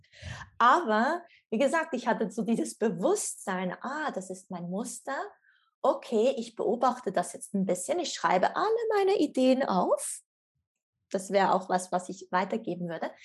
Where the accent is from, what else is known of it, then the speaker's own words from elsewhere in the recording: Switzerland; ich komme aus der Schweiz und bin in Zug zu Hause